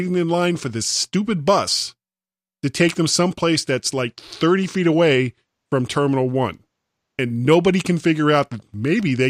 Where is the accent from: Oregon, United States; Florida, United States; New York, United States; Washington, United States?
Florida, United States; moved away; I grew up in Florida.